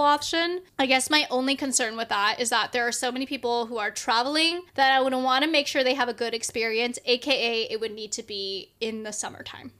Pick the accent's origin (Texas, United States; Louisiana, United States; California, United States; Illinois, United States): California, United States; the Bay Area; the Bay, obviously, because that's my hometown